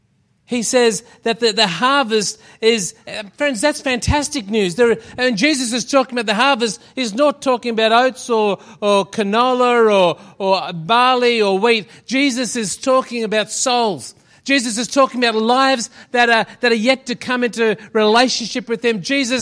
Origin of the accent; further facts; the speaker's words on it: Shepparton, Victoria, Australia; Friends of ours in Shepparton, that's where we came from. That's what I was trying to say. We came from Shepparton.